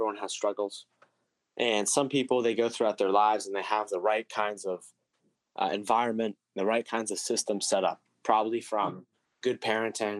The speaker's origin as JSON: {"language": "English", "country": "United States", "tie": "born or raised there", "said": "I was born here in America"}